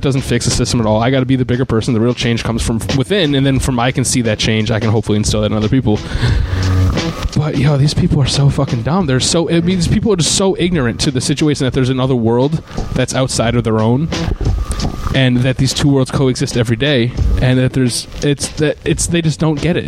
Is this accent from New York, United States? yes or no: yes; Troy, New York, United States; I grew up in Troy, New York